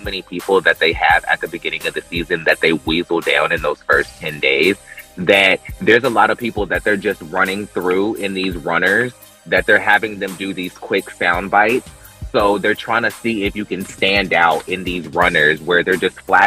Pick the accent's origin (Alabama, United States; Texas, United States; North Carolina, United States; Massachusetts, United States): North Carolina, United States; I'm from North Carolina